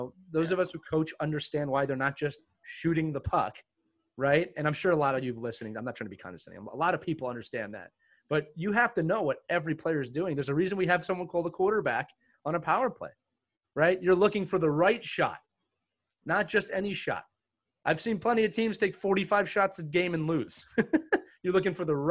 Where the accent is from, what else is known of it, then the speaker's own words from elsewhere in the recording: Pennsylvania, United States; moved away as an adult; I moved back to Pennsylvania in 2017.